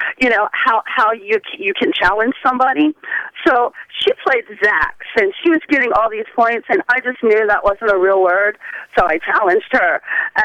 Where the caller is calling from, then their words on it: Port St. Lucie, Florida, United States; I'm calling from Port St. Lucie